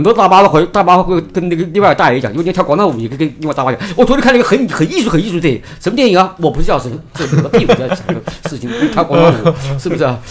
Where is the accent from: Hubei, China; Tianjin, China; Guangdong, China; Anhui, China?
Hubei, China; 跟他说我湖北那边的这样的东西